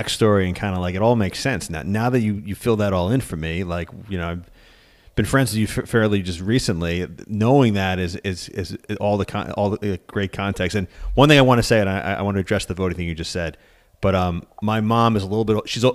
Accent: Long Island, New York, United States; moved away as an adult; also born or lived in Atlanta; I grew up on Long Island.

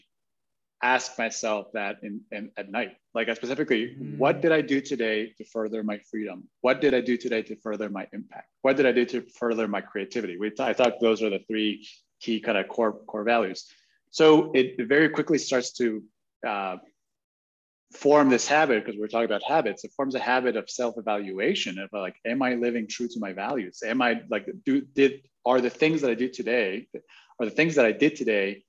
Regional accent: Guatemala; I was born and raised in Guatemala.

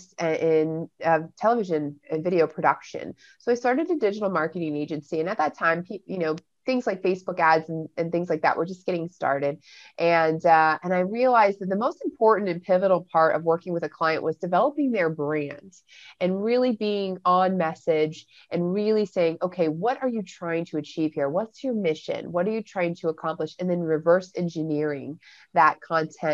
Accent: Florida, United States; also born or lived in London, England / Baltimore / California; I was originally born in London, England, and I moved to Florida in 1984 when I was three. So I'm 39 now

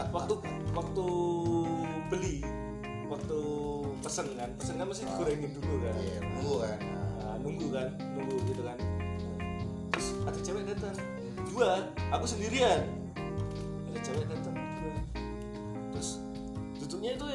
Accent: Java, Indonesia; accent: Javanese (medok); Kan kalau logat gue Jawa banget gitu kan medok banget kan ah. jadi kan mereka nggak naruh curiga yeah.

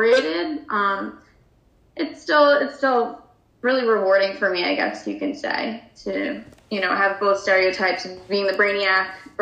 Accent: New Jersey, United States; I grew up in Baton Rouge, New Jersey

